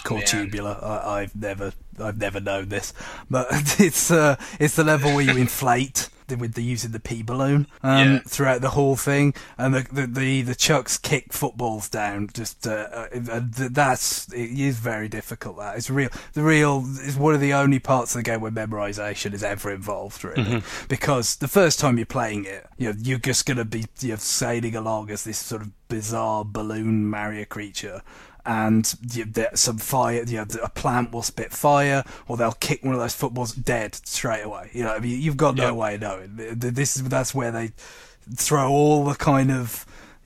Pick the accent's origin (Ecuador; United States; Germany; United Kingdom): United Kingdom; as a British child